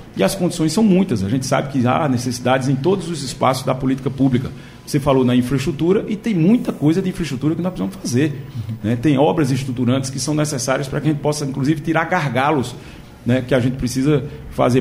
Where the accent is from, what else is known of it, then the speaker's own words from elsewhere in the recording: Agreste, Pernambuco, Brazil; Eu sou uma pessoa do interior, sou natural do Agreste